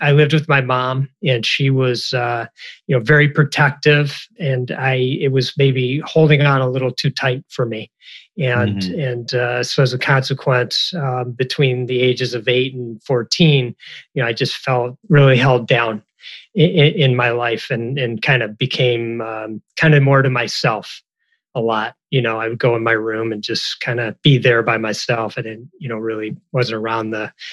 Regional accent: Detroit, Michigan, United States; I grew up in the Detroit area

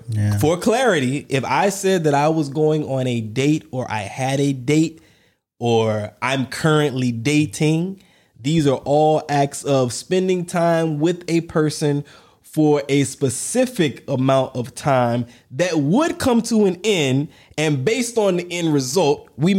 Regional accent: Georgia, United States; I'm from Georgia.

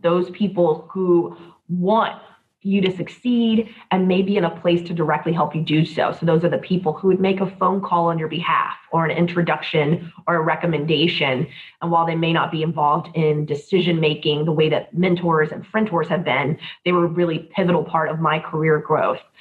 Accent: Columbia, South Carolina, United States; moved away as an adult; now in Hillsborough County, Florida, United States; I was born and raised in Columbia, South Carolina

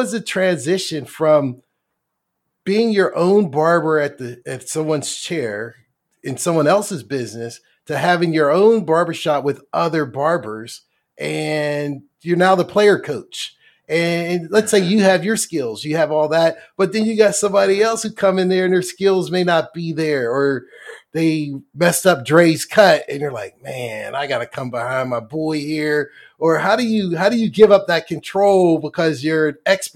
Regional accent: Pittsburgh, Pennsylvania, United States; now in Tampa, United States; I'm from Pittsburgh, Pennsylvania, and currently I live in Tampa

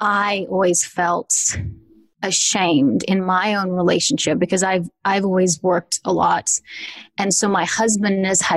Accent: Australia; I'm from Australia, where sex is just, and nudity is just not a thing.

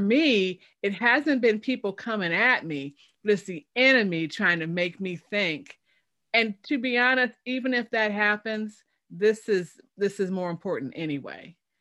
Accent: Chicago, Illinois, United States; moved away; I'm from Chicago originally

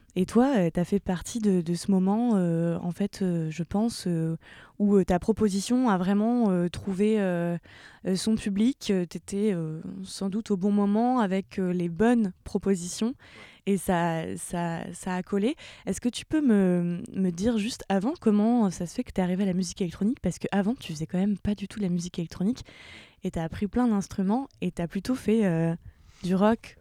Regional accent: Caen, Normandy, France; je suis de Caen

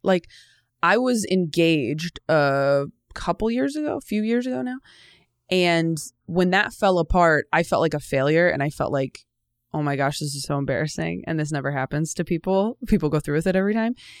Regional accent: California, United States; moved away as an adult; also born or lived in Los Angeles, United States; now in New York, United States; I grew up in California, so it wasn't like a huge move

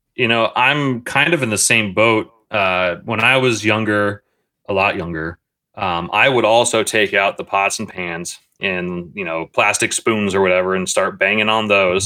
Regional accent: Reynoldsburg, Ohio, United States; the city I grew up in in Reynoldsburg, Ohio

